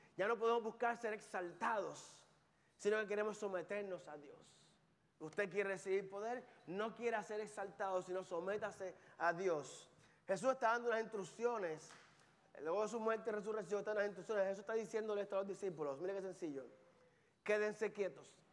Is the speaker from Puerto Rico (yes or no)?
yes; Carolina, Puerto Rico; moved away; Yo soy de Carolina, Puerto Rico